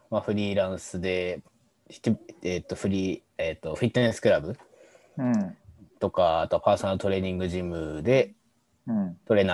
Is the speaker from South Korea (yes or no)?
no; Yamagata, Japan; moved away as an adult; now in Tokyo, Japan; まれは山形で。さくらんぼ。さくらんぼの山形で生まれ、うん、高校まではサッカー地元でやってて、で大学から東京に出てきて